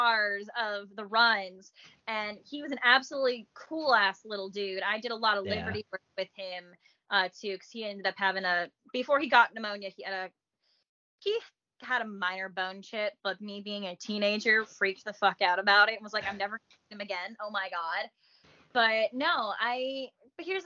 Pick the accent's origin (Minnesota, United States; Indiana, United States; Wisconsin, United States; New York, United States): New York, United States; Long Island; moved away; I grew up on Long Island, New York